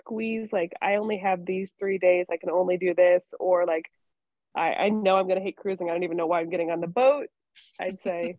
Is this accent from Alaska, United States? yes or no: yes; Ketchikan, Alaska, United States; moved away; I grew up in Alaska. So being able to take a floating hotel to my hometown, I just can't beat it. So Ketchikan is my favorite cruise port.